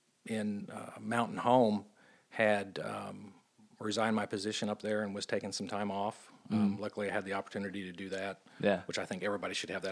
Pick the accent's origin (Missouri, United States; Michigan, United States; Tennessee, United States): Missouri, United States; Joplin; Because I consider Joplin my hometown. Yeah. I graduated high school there.